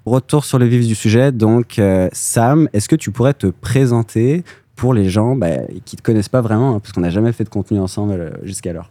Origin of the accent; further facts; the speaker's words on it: France; moi, en tant que Français